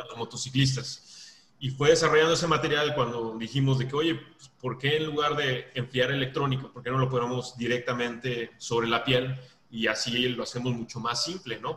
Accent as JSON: {"language": "Spanish", "region": "Veracruz", "country": "Mexico", "moved": "yes", "lives_now": "Monterrey, Mexico", "said": "yo soy de Veracruz y luego estoy viviendo en Monterrey"}